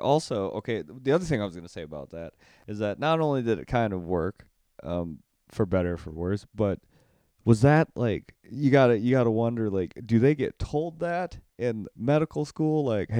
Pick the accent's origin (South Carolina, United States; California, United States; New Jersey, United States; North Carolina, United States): North Carolina, United States; I'm from North Carolina.